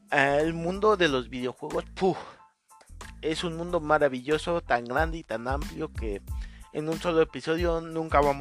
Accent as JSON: {"language": "Spanish", "region": "Mexico City", "country": "Mexico", "said": "Yo me presento … tengo 27 años, soy de la Ciudad de México"}